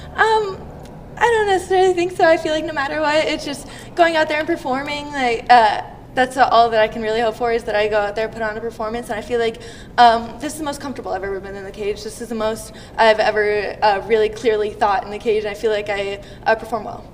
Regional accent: Canada; Canada, my home country

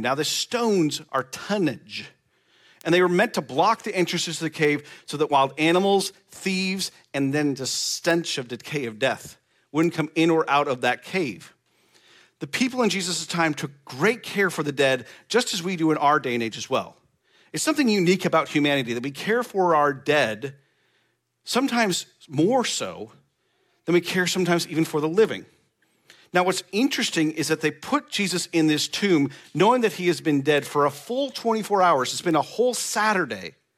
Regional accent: Nebraska, United States; moved away; I'm from Nebraska

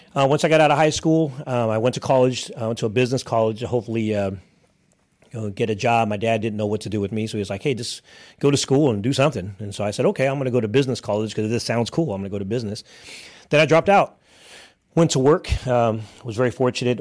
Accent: Hayward, California, United States; born and raised in Northern California, actually, uh, Hayward, California

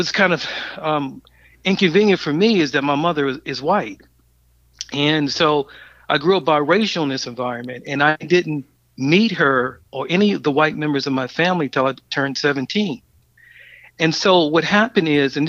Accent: Baltimore, Maryland, United States; I grew up in West Baltimore

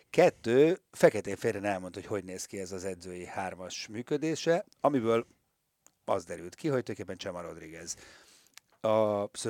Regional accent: Hungary; mi magyarok vagyunk

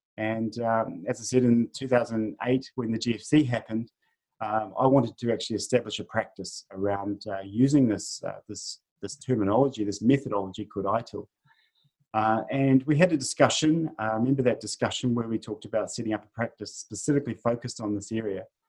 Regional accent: New Zealand; moved away as an adult; also born or lived in north of Sydney, Australia; now in Australia; I'm a Kiwi, uh, originally from New Zealand, and uh, currently living in in Australia. I've been here for uh, 11 years

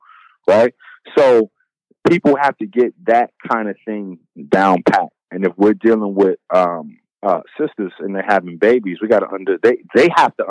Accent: Bronx, New York, United States; I'm from the Bronx. It's been dope fiends and crackheads. That was dope fiends and crackheads in my neighborhood for 20, 30 years.

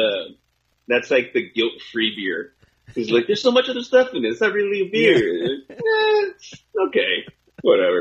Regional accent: California, United States; I'm from California

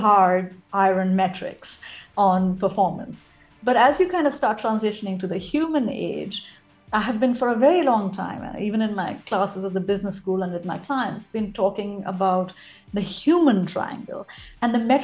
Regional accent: India; moved away as an adult; also born or lived in Australia / United States; now in Singapore; I was born and brought up in India, but then I have lived and worked in Australia, which is below the equator, and in the US, which is above the equator. And now I am at the equator in Singapore.

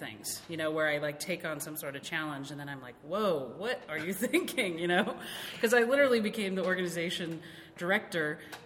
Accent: Havre, Montana, United States; moved away as an adult; also born or lived in Seattle, Washington / Olympia, Washington / Washington, D.C.; I grew up in Havre, Montana, which is literally the most open space place I've been

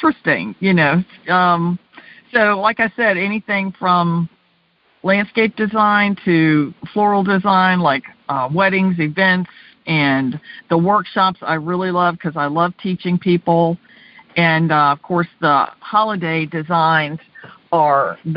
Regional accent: Virginia, United States; Growing up in Virginia

